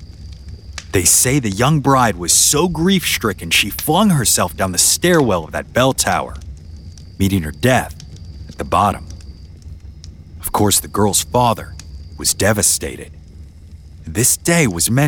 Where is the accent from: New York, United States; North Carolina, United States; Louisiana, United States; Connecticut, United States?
Louisiana, United States; moved away; my home state